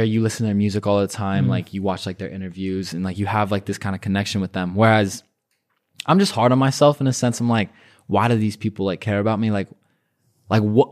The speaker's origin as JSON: {"language": "English", "region": "Arizona", "country": "United States", "tie": "born or raised there", "moved": "yes", "lives_now": "Los Angeles, United States", "said": "friends that I grew up with in Arizona"}